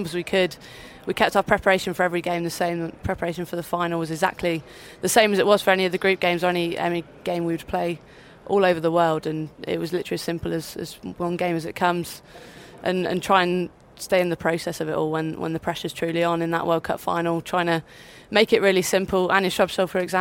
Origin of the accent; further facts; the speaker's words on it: Devon, South West England, United Kingdom; I was from a smaller county when I grew up in Devon